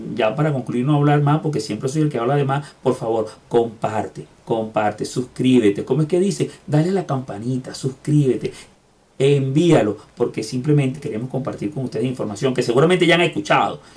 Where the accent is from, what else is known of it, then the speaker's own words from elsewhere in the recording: Venezuela; moved away as an adult; now in Lima, Peru; venezolanos de donde nací, de mi tierra y en la ciudad este, donde estoy pues desde hace unos cuantos años, que es Lima